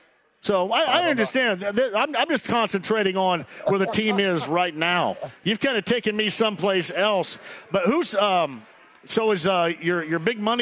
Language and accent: English; Greene County, Indiana, United States; I'm from Greene County.